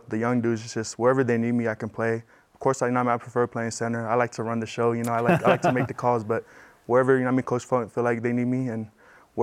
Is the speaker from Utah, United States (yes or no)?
yes; Salt Lake City, Utah, United States; moved away as an adult; now in Provo, United States; I grew up here in Salt Lake